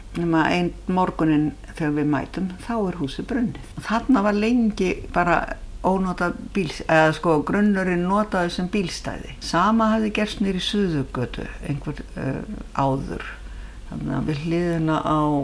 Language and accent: Icelandic; Reykjavík, Capital Region, Iceland; also born or lived in Ísafjarðardjúp; Ég er alveg upp í Reykjavík